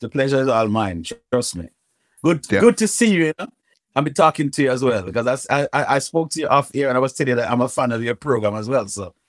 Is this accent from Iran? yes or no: no; Kingston, Jamaica; moved away; also born or lived in England; Growing up in Jamaica, my first school in Jamaica, it was on Whitehall Avenue, Kingston 8, mm-hmm. a school called Swallowfield All Age. And I was living on Whitehall Avenue for a while